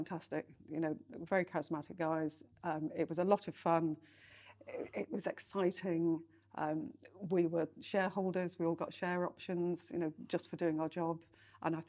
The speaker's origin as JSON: {"language": "English", "area": "Lancashire", "region": "North West England", "country": "United Kingdom", "also_born_or_lived": "East London", "moved": "as an adult", "lives_now": "London, United Kingdom", "said": "I'm from Lancashire"}